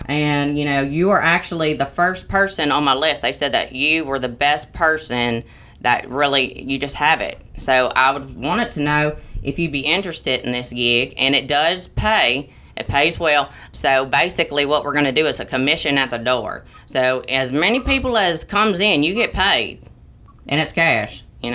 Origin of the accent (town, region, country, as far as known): Los Angeles, California, United States